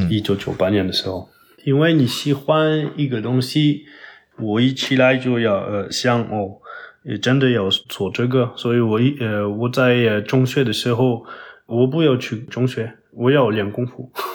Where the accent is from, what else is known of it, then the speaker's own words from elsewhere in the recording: Toulouse, Occitania, France; Chinese is a second language; moved away as an adult; also born or lived in Paris, France / Foshan, China; 但是我在国的老家就是toulouse，法国南部